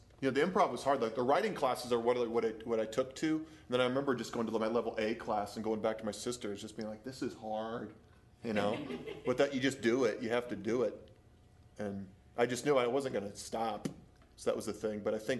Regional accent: Wisconsin, United States; Actually, southwestern, so it's not that far up. Southwestern Wisconsin.

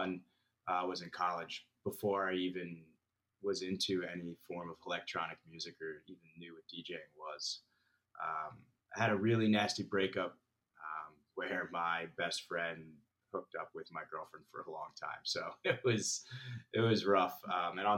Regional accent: New Jersey, United States; moved away as an adult; also born or lived in Philadelphia / Manhattan; now in Austin, United States; I'm originally from New Jersey. Grew up, born and raised

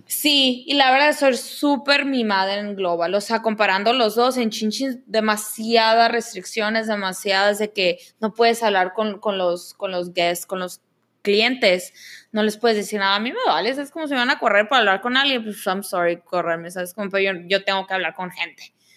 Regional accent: Mexico; now in Canada

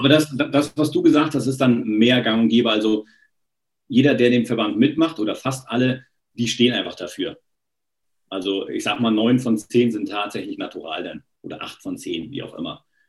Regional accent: eastern Germany, Germany; in der DDR damals war es ja entweder du Sport gemacht oder Musik. Und Musik war nicht so meins

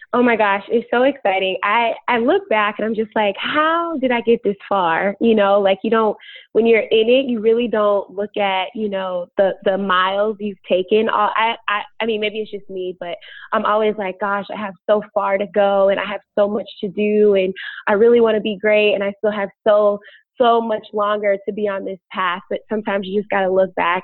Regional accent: Chicago, Illinois, United States; moved away as an adult; now in Los Angeles, United States; I was born and bred in Chicago.

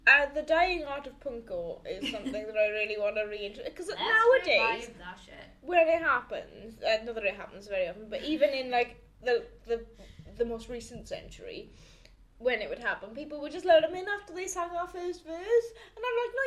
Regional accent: Wales, United Kingdom; 25 years of being Welsh

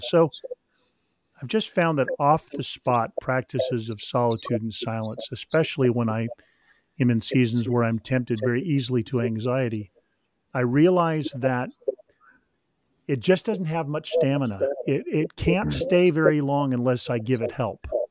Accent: Sacramento, California, United States; also born or lived in Mission Viejo, California; I grew up near the American River in Sacramento

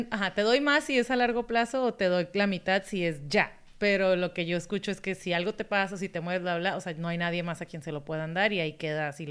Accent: Mexico; now in United States; yo como mexicana lo compraba y me decían, no te lo van a dar porque eres mexicana.

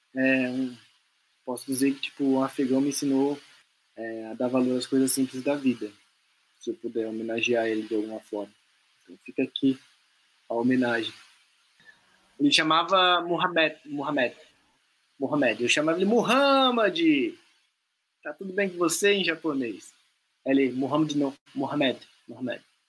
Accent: Brazil; nós somos brasileiros não porque nós nascemos aqui, mas porque a maior parte das nossas memórias afetivas estão nesse país

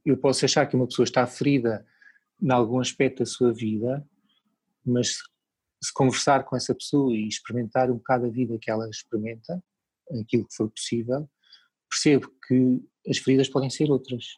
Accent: Lisbon, Portugal; moved away as an adult; now in Portimão, Portugal; eu como sou de Lisboa, cresci em Lisboa, vivi em Lisboa há uma série de anos

